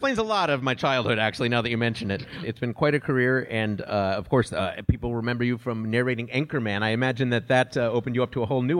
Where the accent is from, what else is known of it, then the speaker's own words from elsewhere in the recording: Chicago, Illinois, United States; moved away; I grew up in Chicago